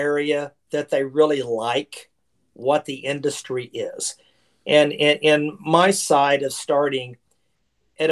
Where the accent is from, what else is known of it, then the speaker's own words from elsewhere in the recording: Oklahoma City, Oklahoma, United States; moved away as an adult; also born or lived in Dallas, Texas; I was born and raised in Oklahoma City, Oklahoma, and lived there for 22 years